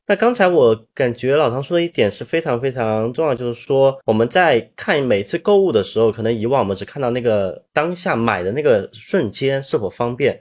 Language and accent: Chinese; China; 对于我们中国人来说，环保可持续或者节俭，其实我们一个从古至今一个非常悠然的美德